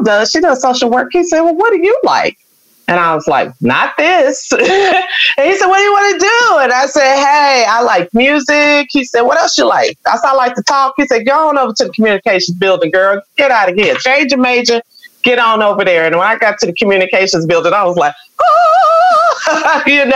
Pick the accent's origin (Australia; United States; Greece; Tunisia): United States; Chicago, Illinois; moved away; also born or lived in Houston, Texas; I was born in Chicago